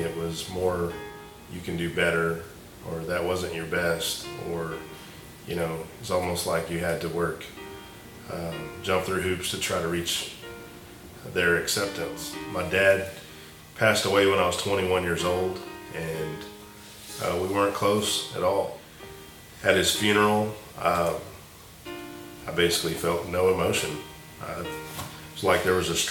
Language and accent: English; Weatherford, Texas, United States; I grew up in Weatherford, Texas.